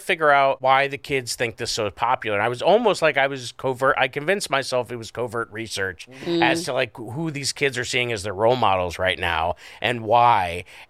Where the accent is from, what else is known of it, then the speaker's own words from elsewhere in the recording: Scranton, Pennsylvania, United States; I grew up in Scranton. I don't even think we had leaves.